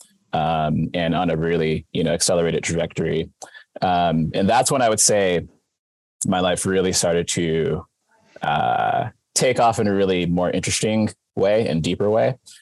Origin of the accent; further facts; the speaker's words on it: Wisconsin, United States; moved away as an adult; also born or lived in Silver Lake, Wisconsin / Milwaukee, Wisconsin / Kenosha County, Wisconsin / Boston, Massachusetts; now in California, United States; I was born and raised in Wisconsin, grew up in Milwaukee and Kenosha County.